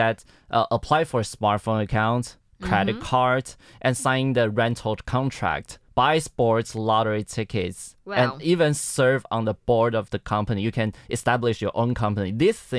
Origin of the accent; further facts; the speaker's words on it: Miaoli County, Taiwan; English is a second language; moved away as an adult; now in Taipei, Taiwan; My hometown is at Miaoli, but I'm studying in Taipei.